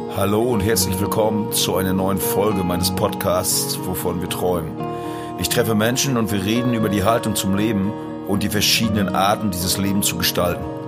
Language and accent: German; Rügen, Mecklenburg-Vorpommern, Germany; man fragt mich als Musiker, wo kommst du her, Rügen